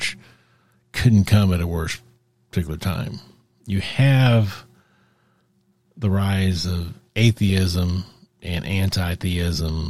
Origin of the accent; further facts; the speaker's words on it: United States; I'm American, that's where I come from